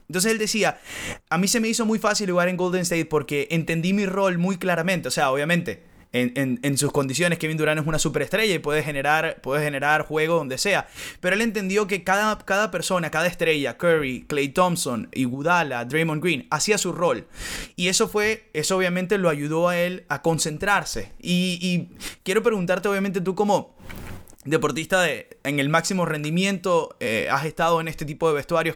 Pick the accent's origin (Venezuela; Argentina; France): Venezuela; moved away as an adult; nosotros que crecimos en Venezuela y que hicimos hasta carrera profesional, hasta luego nos, nos, nos tocó emigrar